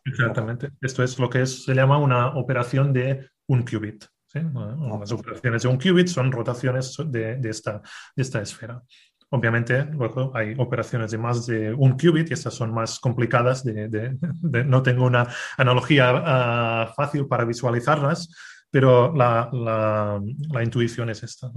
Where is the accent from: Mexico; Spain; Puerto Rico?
Spain; a town in the province of Girona, Catalonia; also born or lived in Barcelona / Castelldefels; nací en, eh, en un pueblo que se llama San en, en, la provincia de Girona, en, en, en Cataluña